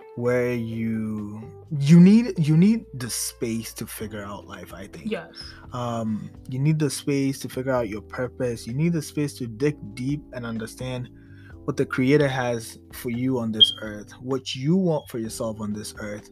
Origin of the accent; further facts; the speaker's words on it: Ghana; I'm from Ghana. I'm originally from Ghana